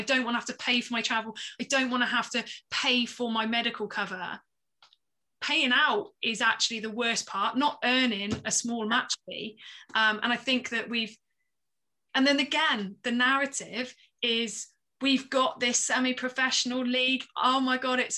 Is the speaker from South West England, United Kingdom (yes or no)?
yes; the Southwest, South West England, United Kingdom; I'm from the Southwest.